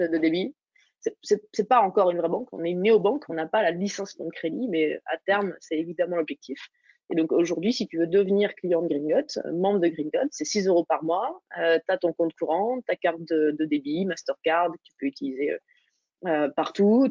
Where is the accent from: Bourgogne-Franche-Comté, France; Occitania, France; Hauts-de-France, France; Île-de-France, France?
Bourgogne-Franche-Comté, France; Dijon; je viens de, de Dijon, de Bourgogne